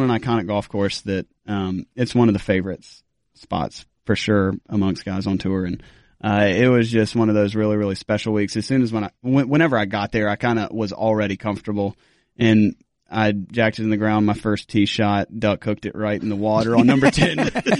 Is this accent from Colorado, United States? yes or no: no; South Carolina, United States; and raised in South Carolina.